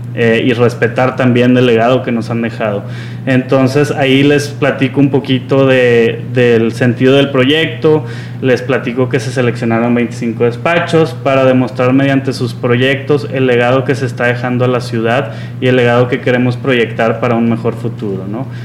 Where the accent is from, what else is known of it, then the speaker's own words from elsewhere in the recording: Monterrey, Nuevo León, Mexico; yo soy regiomontano y la realidad es que no conocía mi ciudad